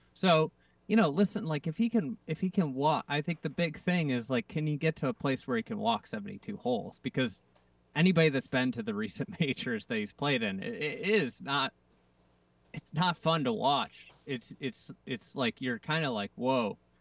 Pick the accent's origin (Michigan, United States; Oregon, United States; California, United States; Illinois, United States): Illinois, United States; Chicago; I'm from Chicago